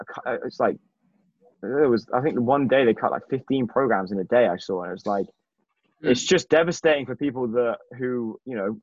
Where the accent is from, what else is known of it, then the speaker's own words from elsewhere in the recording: England, United Kingdom; I'm from England